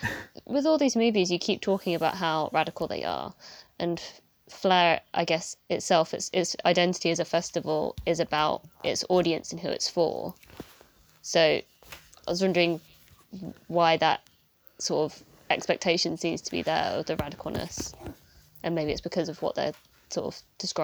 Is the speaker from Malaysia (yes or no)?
no; Brighton, South East England, United Kingdom; that's my hometown.